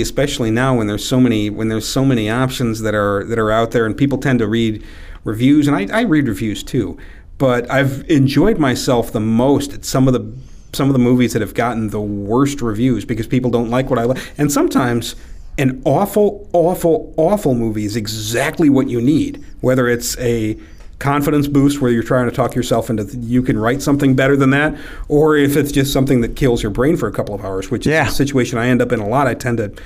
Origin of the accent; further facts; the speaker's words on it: Tiffin, Ohio, United States; also born or lived in Bellefontaine, Ohio / Chicago; now in Toledo, United States; I did most of my growing up in Tiffin. That's where I went to high school and college at.